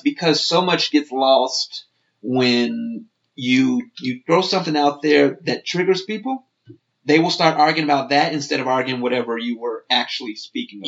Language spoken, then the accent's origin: English; Chicago, Illinois, United States; also born or lived in Moscow, Idaho; now in Idaho, United States; I'm, I'm from Chicago